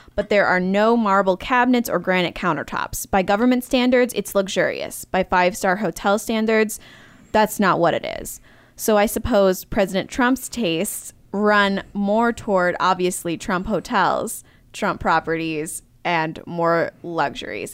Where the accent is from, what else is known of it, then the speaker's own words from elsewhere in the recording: small town Michigan, United States; moved away; I'm from Michigan, mm-hmm. small town Michigan